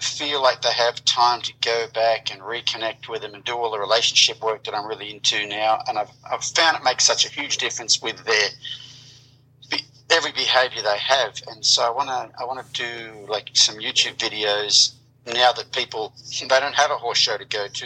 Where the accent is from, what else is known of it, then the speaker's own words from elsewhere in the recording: Australia; moved away as an adult; now in United States; born in Australia, grew up on a 1,200-acre sheep and wheat farm there, rode horses as a kid, came to America in 1990